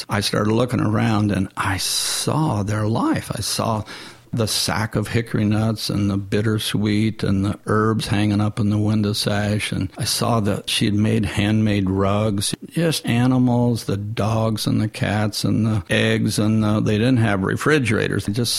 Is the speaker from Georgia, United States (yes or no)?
no; Nashville, Tennessee, United States; and I said, I'm from Nashville.